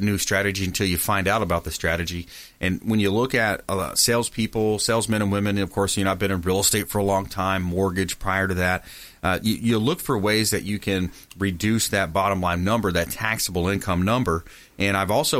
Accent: LaBelle, Florida, United States; I'm from the Fort Myers LaBelle area, small town down south

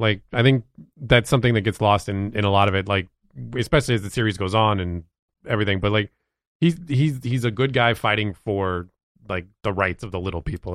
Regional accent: New Mexico, United States; moved away; also born or lived in Virginia; I lived in Virginia for a while. Now I'm from New Mexico

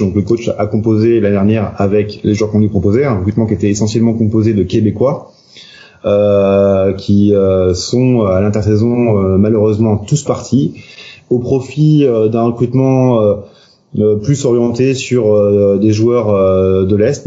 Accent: Nantes, Pays de la Loire, France; je suis nantais, donc je parle beaucoup de Nantes

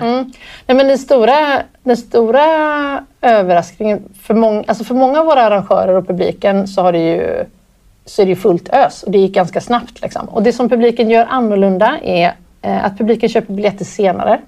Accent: Gothenburg, Västra Götaland, Sweden; jag växte upp i Göteborg

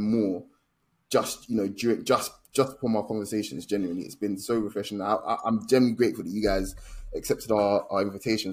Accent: Nigeria; as a Nigerian

